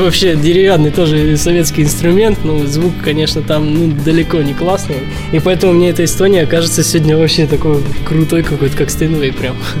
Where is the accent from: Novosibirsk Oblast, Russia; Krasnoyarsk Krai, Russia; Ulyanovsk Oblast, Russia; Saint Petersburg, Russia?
Krasnoyarsk Krai, Russia; Krasnoyarsk; я, в общем, родом из Красноярска